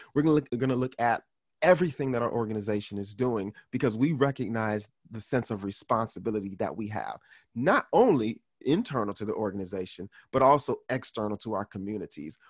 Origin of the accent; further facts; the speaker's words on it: Miami, Florida, United States; Haitian American guy who was born and raised in Miami, Florida.